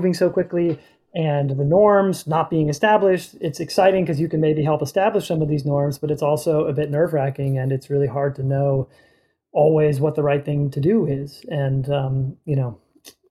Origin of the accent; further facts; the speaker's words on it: Boston, Massachusetts, United States; I'm from Boston